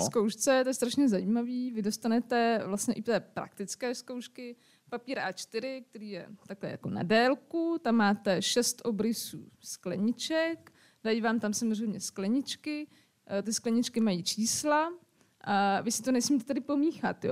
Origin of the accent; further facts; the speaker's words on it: Pardubice, Pardubice Region, Czechia; now in Zábřeh, Czechia; jsem tam narodila, jsem prostě Pardubičák